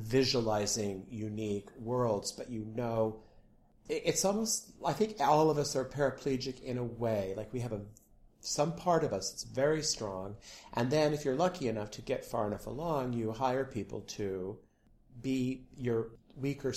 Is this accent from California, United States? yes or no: yes; San Diego, California, United States; I grew up in San Diego, and I was a literature major in college.